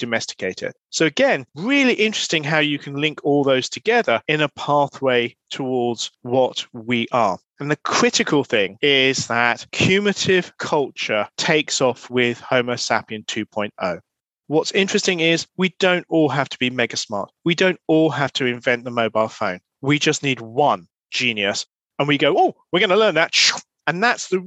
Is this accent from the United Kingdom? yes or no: yes; United Kingdom; I'm a Brit